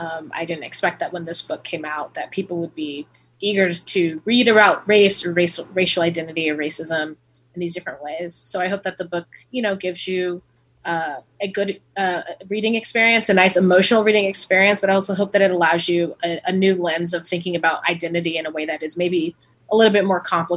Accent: Oceanside, California, United States; My mom is from Louisiana. My dad's from Los Angeles, and I grew up in Oceanside, as you said.

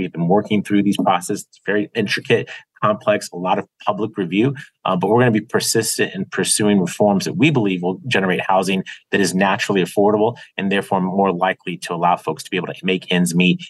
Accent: San Diego, California, United States; I've been fortunate to serve my hometown of San Diego for a lot of years in public office

